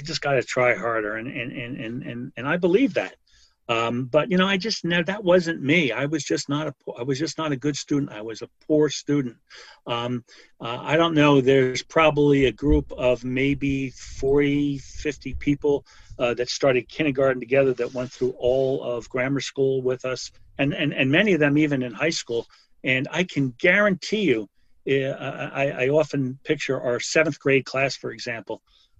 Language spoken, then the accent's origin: English; West Orange, New Jersey, United States; born or raised there